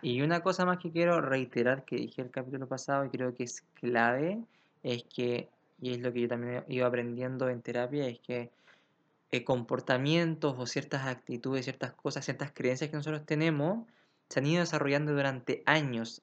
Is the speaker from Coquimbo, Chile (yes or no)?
no; Santiago, Santiago Metropolitan Region, Chile; un santiaguino como yo